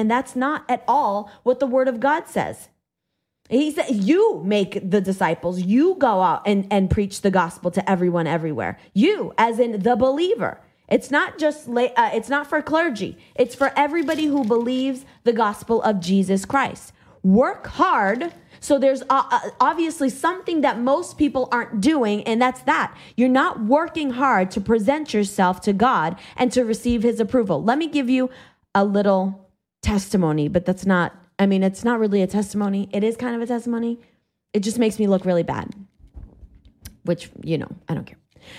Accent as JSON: {"language": "English", "region": "Massachusetts", "country": "United States", "tie": "born or raised there", "said": "I went to public school because I was raised in Massachusetts, as liberal as it gets."}